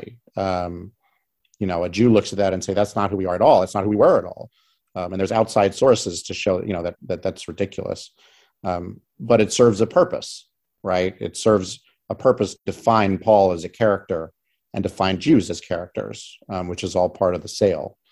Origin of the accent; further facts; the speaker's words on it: St. Louis, Missouri, United States; moved away; I grew up in St. Louis, Missouri, in a relatively educated area